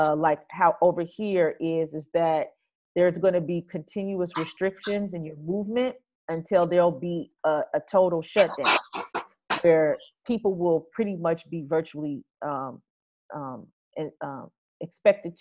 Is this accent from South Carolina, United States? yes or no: no; Los Angeles, California, United States; moved away as an adult; now in Italy; a Black person from South Central